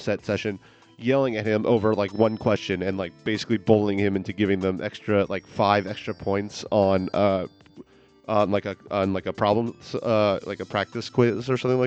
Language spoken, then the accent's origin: English; New York, United States; moved away as an adult; When I moved here from New York, where I grew up about 6 years ago